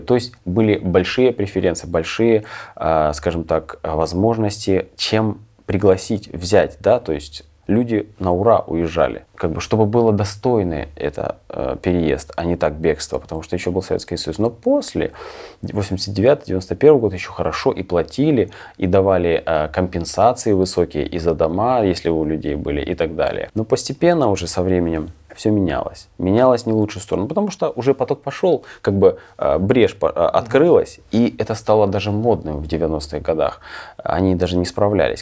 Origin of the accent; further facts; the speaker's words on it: Kremenchuk, Poltava Oblast, Ukraine; moved away as an adult; also born or lived in Germany; now in Zurich, Switzerland; я и родился в Кременчуге